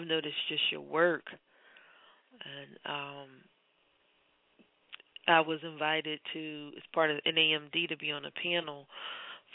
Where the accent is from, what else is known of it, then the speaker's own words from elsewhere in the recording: Philadelphia, Pennsylvania, United States; I'm born and raised in Philadelphia